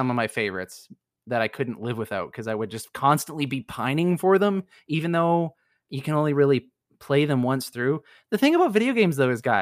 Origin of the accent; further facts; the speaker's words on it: Canada; I am Canadian